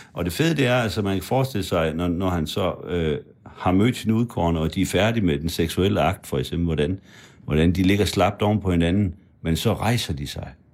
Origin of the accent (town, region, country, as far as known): Frederikshavn, North Denmark Region, Denmark; born or raised there; moved away